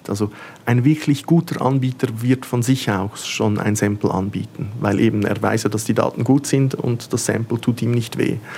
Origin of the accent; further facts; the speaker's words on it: Switzerland; dann äh, möchte ich ja natürlich nicht äh, ich selber sein als Schweizer.